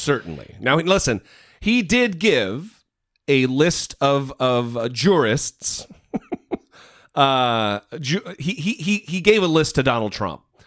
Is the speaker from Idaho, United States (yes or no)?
yes; Idaho, United States; my home state of Idaho